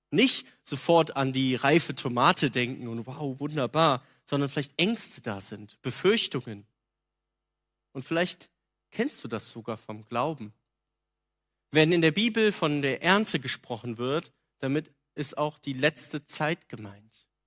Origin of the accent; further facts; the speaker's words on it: North Rhine-Westphalia, Germany; Also ich komme aus der Nähe von Köln, da gab es das.